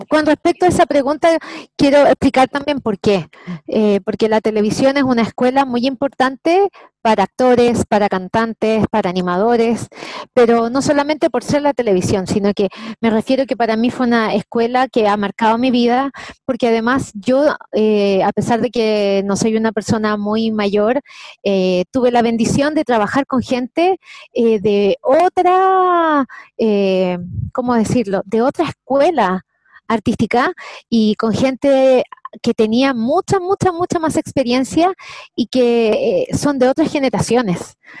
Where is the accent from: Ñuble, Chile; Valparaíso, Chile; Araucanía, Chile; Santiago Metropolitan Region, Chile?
Santiago Metropolitan Region, Chile; Santiago; also born or lived in Viña del Mar; Nací en Santiago, soy de, original de Santiago de Chile. Eh, me crié aquí en Santiago de Chile.